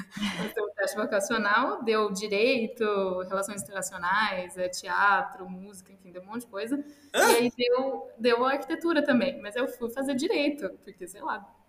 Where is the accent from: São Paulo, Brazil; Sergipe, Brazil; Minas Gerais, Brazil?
São Paulo, Brazil; São João da Boa Vista; moved away as an adult; also born or lived in London, United Kingdom / Italy; now in Dublin, Ireland; Eu nasci no, na cidade interior de São Paulo, São João da Boa Vista.